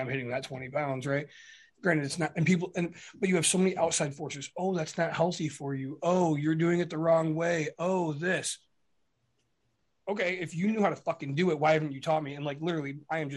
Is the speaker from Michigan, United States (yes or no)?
yes; Michigan, United States; we're from Michigan.